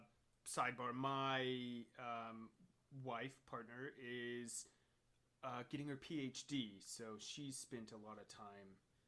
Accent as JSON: {"language": "English", "region": "the South", "country": "United States", "tie": "born or raised there", "said": "But yeah, I mean, like, where I grew up in the South was heavily influenced, like I said, by, like, soul food"}